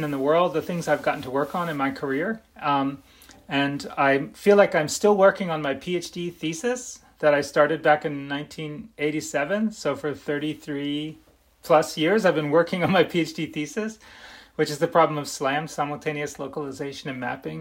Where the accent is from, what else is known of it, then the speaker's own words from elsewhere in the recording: Philadelphia, Pennsylvania, United States; I grew up in Philadelphia, in Northeast Philadelphia.